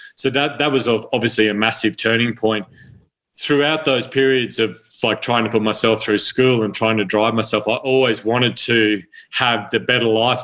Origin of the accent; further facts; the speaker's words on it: central Queensland, Australia; also born or lived in Sydney, New South Wales; now in Arizona, United States; my family's mm-hmm. moved out to central Queensland to a very uh, remote part of the country